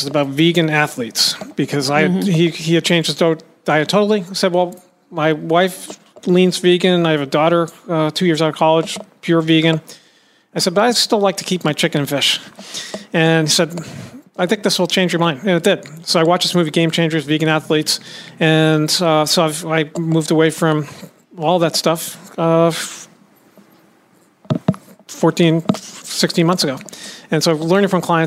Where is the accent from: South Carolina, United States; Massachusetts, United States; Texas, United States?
Massachusetts, United States; Boston; moved away; my hometown of Boston